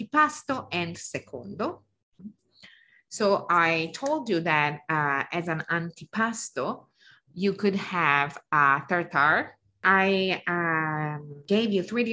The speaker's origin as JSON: {"language": "English", "area": "Lake Como", "region": "Lombardy", "country": "Italy", "also_born_or_lived": "Piedmont", "said": "I know I said I'm from Lake Como, but my grandparents were from Piedmont"}